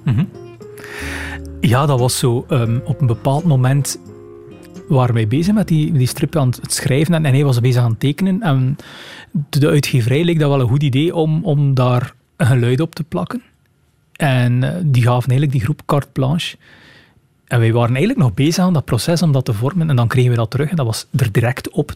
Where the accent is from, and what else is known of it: Rumbeke, Flanders, Belgium; born or raised there; moved away as an adult; now in Ghent, Belgium